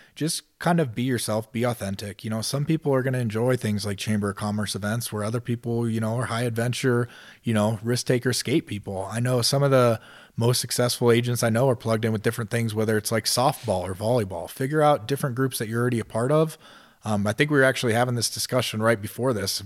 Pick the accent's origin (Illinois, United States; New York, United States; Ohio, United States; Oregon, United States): Ohio, United States; moved away as an adult; also born or lived in Denver, Colorado; now in Colorado Springs, United States; I was a kid from Ohio, was twenty-six years old, just moved to Denver